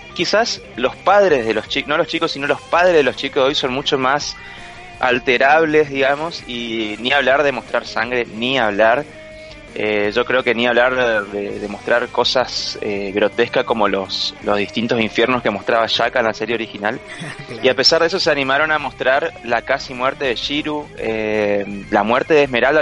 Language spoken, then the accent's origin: Spanish; Corrientes, Argentina; nuestro país, en, en, Corrientes, en nuestra ciudad